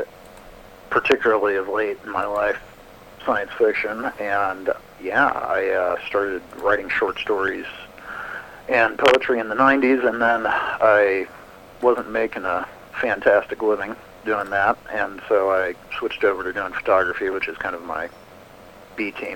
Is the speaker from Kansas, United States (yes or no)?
yes; Kansas, United States; I've born and raised in Kansas